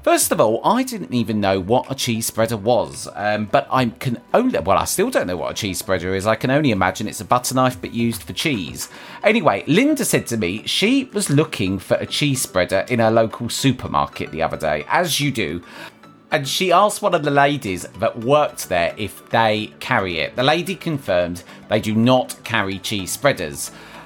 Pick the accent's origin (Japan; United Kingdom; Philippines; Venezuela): United Kingdom; as British people